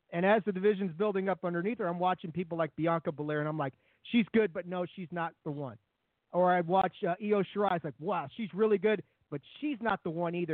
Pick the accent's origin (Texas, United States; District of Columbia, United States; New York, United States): District of Columbia, United States; Washington; I grew up in Washington D.C.